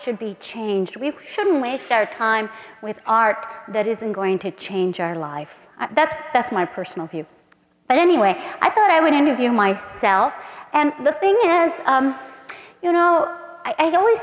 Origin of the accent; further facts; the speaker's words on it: San Antonio, Texas, United States; my hometown in San Antonio